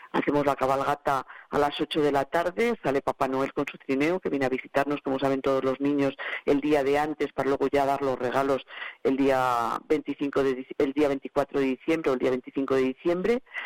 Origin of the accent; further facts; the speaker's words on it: Cantalejo, Castile and León, Spain; sea mi pueblo